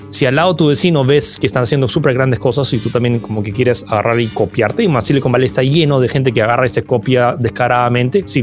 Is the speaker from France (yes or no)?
yes; France; also born or lived in California, United States; yo nací en California, técnicamente dentro de Silicon Valley, y bueno, me mudé a Francia al año, no es que crecí ahí